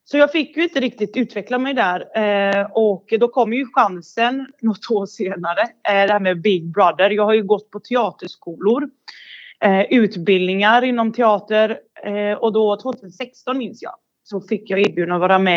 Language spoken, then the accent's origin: Swedish; Bosnia & Herzegovina; now in Sweden; Jag kommer från Bosnien. Eh, och så kom jag till Sverige 94 eller 93 någonstans där.